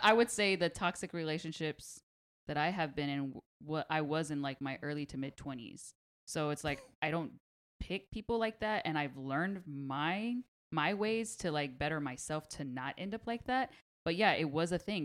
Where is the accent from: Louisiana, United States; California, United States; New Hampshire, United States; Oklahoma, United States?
California, United States; Pasadena; I'm from Pasadena.